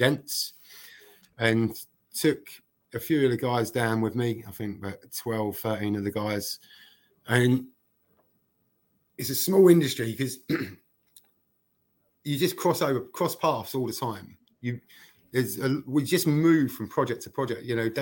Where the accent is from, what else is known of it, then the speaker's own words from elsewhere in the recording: Dagenham, London, United Kingdom; moved away as an adult; now in Denmark; growing up in Dagenham